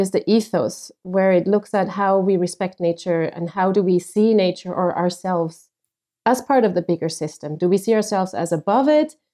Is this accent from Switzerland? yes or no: yes; Switzerland; moved away as an adult; now in Phoenix, United States; I'm originally from Switzerland